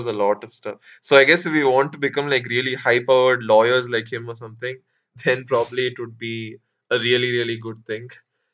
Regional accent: India; we're from India

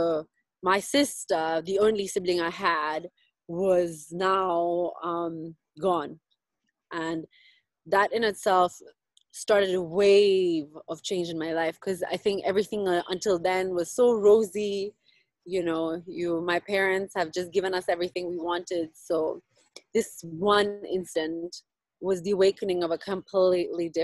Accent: Nairobi, Kenya; also born or lived in South Africa; So I live here in Nairobi. I was born and raised here.

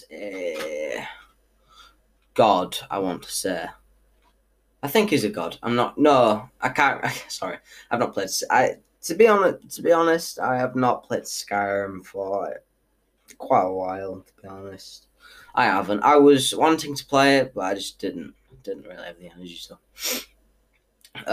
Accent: United Kingdom; I am from Britain

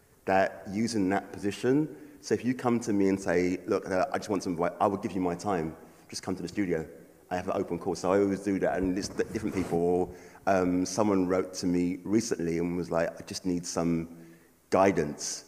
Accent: London, United Kingdom; a black guy growing up in London

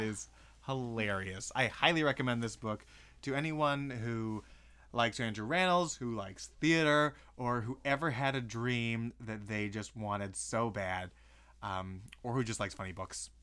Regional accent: Kelowna, British Columbia, Canada

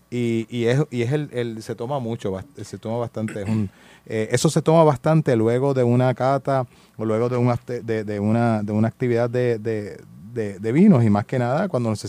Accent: Puerto Rico; es parte de la de, de nuestra idiosincrasia los que somos puertorriqueños que nos gusta el vino mucho vino español

